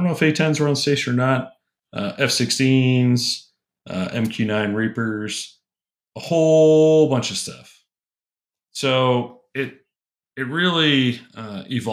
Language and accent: English; United States; I am American. I am not Canadian